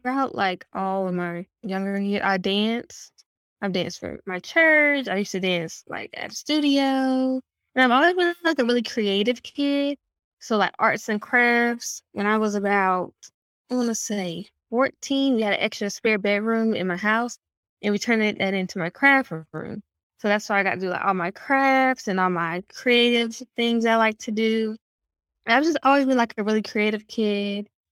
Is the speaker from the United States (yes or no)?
yes; Raleigh, North Carolina, United States; I'm from Raleigh, North Carolina. I like to say that a city-born country kid.